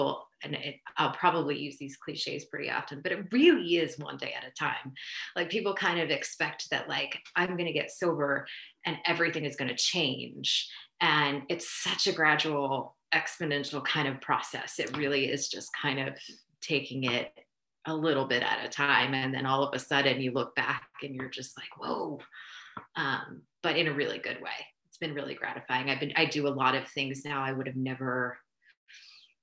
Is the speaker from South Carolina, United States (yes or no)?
no; New Jersey, United States; moved away as an adult; also born or lived in Austin / Houston / Oaxaca; I moved back home. I'm from New Jersey, moved back here